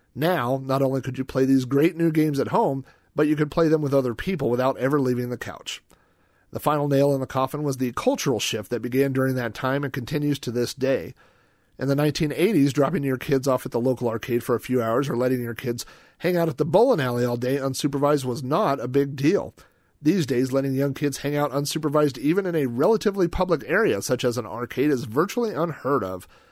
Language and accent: English; Yukon, Oklahoma, United States; my hometown of Yukon, Oklahoma, population twenty thousand